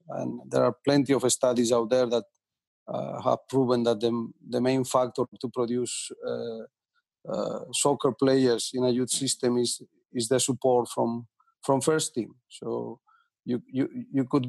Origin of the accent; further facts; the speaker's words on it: a little town next to Villarreal, Valencian Community, Spain; moved away; my hometown is a very little town next to Villarreal